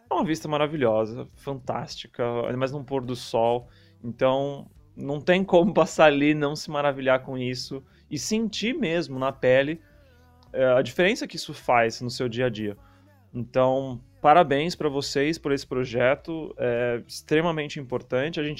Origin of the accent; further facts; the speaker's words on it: São Paulo, Brazil; ainda mais para mim que vim de São Paulo, é uma cidade gigantesca e você pode andar quilômetros e quilômetros sem ver nenhum, nenhum ponto de natureza no meio do caminho.